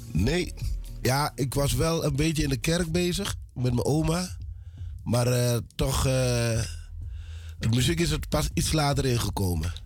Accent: Suriname; now in Netherlands; Ik ben geboren in Suriname. Ik ben eh, in Suriname opgegroeid

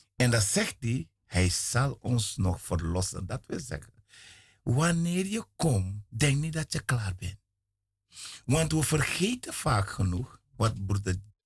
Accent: Suriname; ik kom uit Suriname

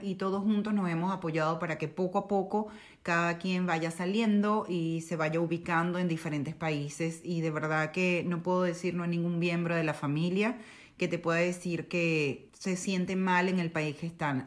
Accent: Caracas, Capital District, Venezuela; moved away as an adult; also born or lived in Maracaibo / El Junquito; now in Netherlands; yo nací en Caracas, primero que nada en la capital de Venezuela, pero mi familia es de Maracaibo, del estado Zulia

